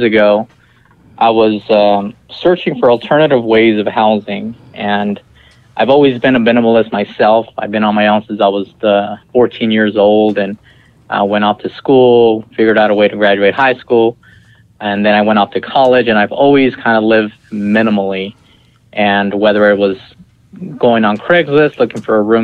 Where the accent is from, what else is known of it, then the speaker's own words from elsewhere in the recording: Visalia, California, United States; moved away; also born or lived in Malaga, Washington; I was actually born and raised in Visalia, California, which is about 2.5 hours north of L.A.